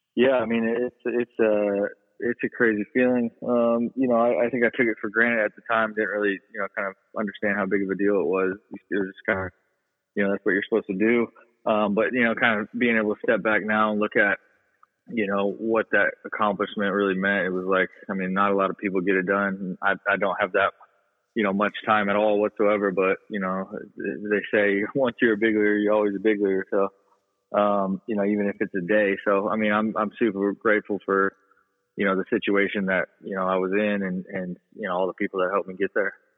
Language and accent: English; Las Vegas, Nevada, United States; I'm from, born and raised here in Vegas